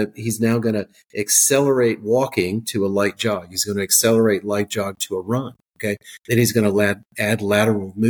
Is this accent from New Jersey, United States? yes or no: yes; South Jersey / Philadelphia, New Jersey, United States; now in Georgia, United States; I'm actually I'm a South Jersey kid. Okay, so I'm from Philadelphia